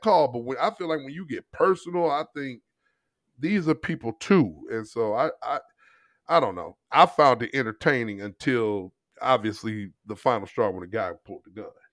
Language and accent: English; St. Louis, Missouri, United States; moved away; where we live is much different than where I grew up in Saint Louis.